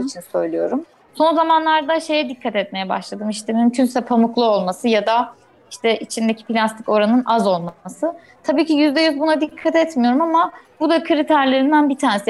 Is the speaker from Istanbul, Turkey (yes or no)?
no; Eskişehir, Turkey; moved away as an adult; Biz en son geçen sene işte bu zamanlar memleketimize taşındık Eskişehir'e